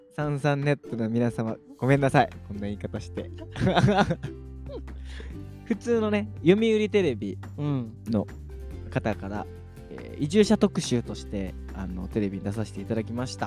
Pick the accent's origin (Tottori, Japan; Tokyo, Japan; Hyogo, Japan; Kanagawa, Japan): Tokyo, Japan; moved away as an adult; now in Awaji Island, Japan; 東京生まれ東京育ち、えー、島3年生の私